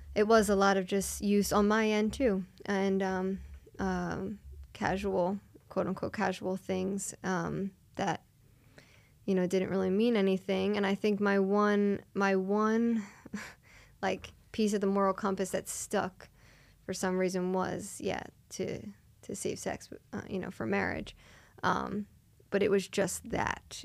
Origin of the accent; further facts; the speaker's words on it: Springfield, Pennsylvania, United States; I grew up in Springfield, Delaware County